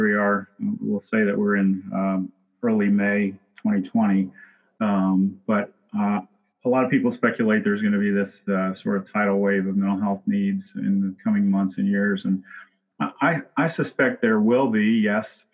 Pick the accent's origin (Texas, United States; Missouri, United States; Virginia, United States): Virginia, United States; moved away as an adult; now in Lexington, United States; a rural area near where I grew up in Virginia